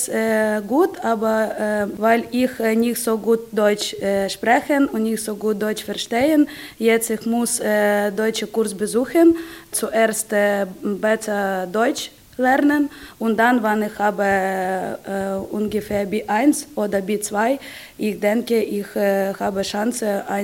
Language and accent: German; Odesa, Odesa Oblast, Ukraine; German is a second language; moved away as an adult; also born or lived in Kyiv; now in Germany; ich habe eine Erfahrung als Polizistin gearbeitet in meiner Heimatstadt Odessa. Aber dann, wenn ich umgezogen in eine andere Stadt Kiew